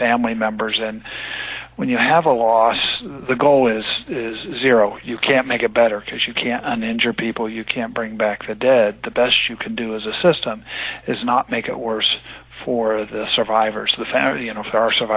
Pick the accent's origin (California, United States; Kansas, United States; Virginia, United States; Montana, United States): California, United States; also born or lived in United Kingdom; I'm from originally from California